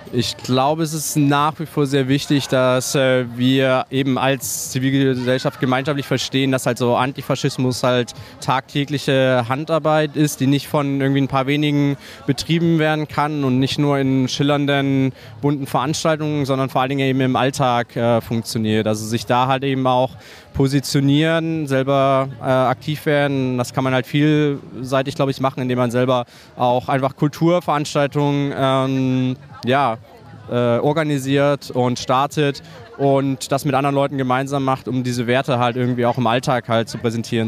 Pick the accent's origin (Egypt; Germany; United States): Germany; East Saxony; komme halt aus äh, Ostsachsen